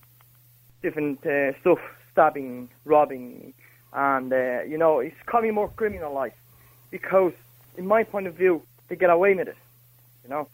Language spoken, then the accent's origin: English; South Region, Brazil; now in Ireland; I'm from the south